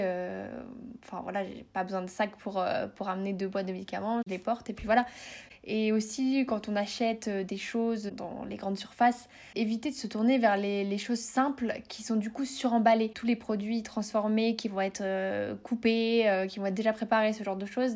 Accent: north of France, France; moved away; j'habite dans le sud de la France, mais je suis originaire du nord de la France

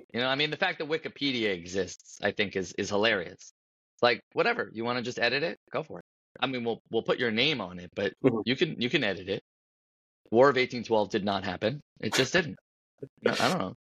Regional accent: Paramus, New Jersey, United States; also born or lived in Washington Heights, New York; I grew up in Paramus, New Jersey

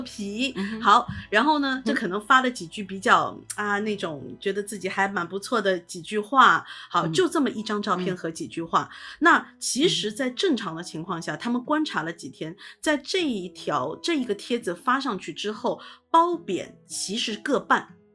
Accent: Shanghai, China; 我是在虹口区出生的，所以我对嗯。虹口区特别地有感情

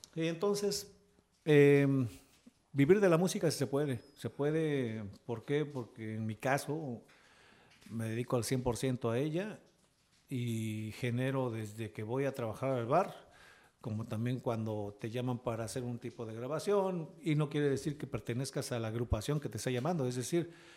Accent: Oaxaca, Mexico; also born or lived in Veracruz; Pero pues mi padre, como te repito, él era músico, se vino a vivir a Oaxaca y pues con él nos trajo, teniendo yo cuatro años

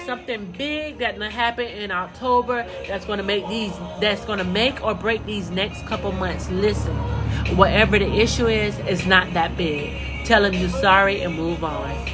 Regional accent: Central Florida, United States; I'm from Central Florida.

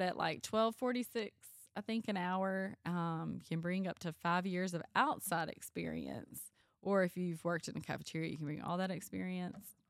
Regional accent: Panola County, North Mississippi, United States; I grew up in Panola County

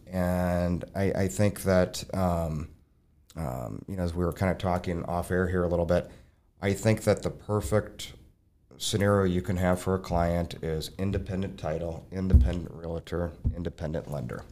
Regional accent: Burnsville, Minnesota, United States; I'm originally from Burnsville

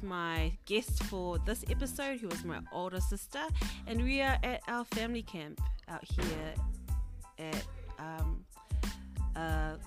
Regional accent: Auckland, New Zealand; us growing up in South Auckland

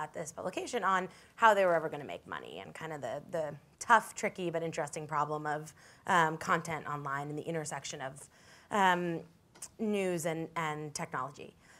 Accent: New York City, New York, United States; also born or lived in San Francisco; I grew up here in New York City and wanted to be a journalist and pursued that through school and after school. And it brought me out to San Francisco eventually

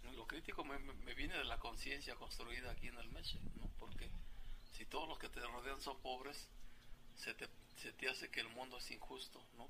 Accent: his village near Tepatepec, Hidalgo, Mexico; tendría que caminar de mi pueblo a la carretera, dos kilómetros, de Tepatepec al Meche otros dos kilómetros

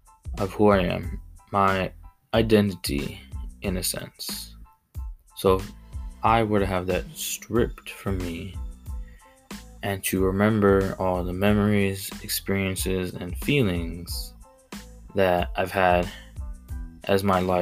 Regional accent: Mexico; accent: Mexican; names that I was, you know, used to saying because of my accent, my Mexican accent.

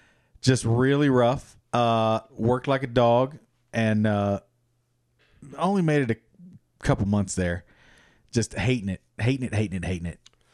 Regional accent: Kentucky, United States; I grew up in Kentucky where chains were like, oh.

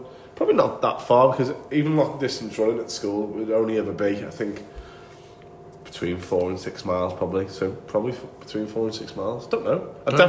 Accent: United Kingdom; School teachers, like, same as being very British, isn't it?

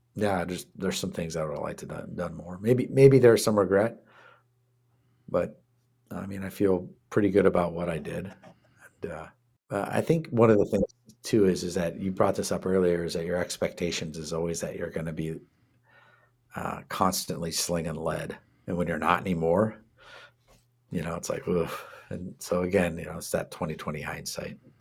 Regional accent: Washington, United States; also born or lived in Canada; I'm from Washington

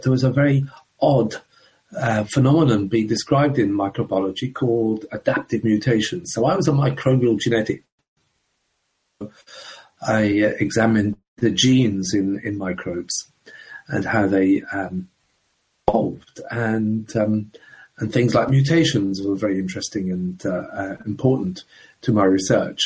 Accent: Coventry, West Midlands, United Kingdom; also born or lived in Ireland / London; I was born in the Republic of Ireland many years ago. But my family emigrated to England back in the 1960s. And I grew up in a town in the middle of England called Coventry

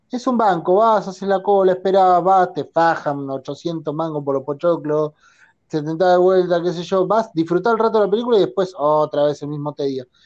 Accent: Neuquén, Argentina; cuando era chico, en Neuquén, el único cine que tenía más o menos a mano, eh, por lo menos que se podía ver la película, ¿no? Eh, era el Village del, shopping de Neuquén.

